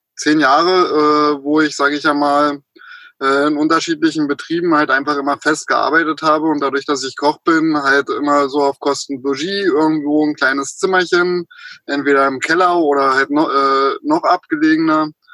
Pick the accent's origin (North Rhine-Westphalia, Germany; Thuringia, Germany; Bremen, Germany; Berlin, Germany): Berlin, Germany; moved away as an adult; also born or lived in Potsdam / Austria / Bavaria; geboren in Potsdam, in Berlin aufgewachsen und bin dann mit 18 aus dieser großen bösen Stadt raus und nach Österreich